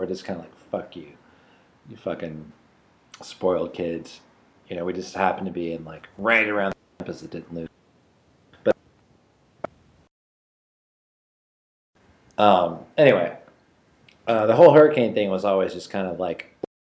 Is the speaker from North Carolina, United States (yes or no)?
yes; North Carolina, United States; I grew up in North Carolina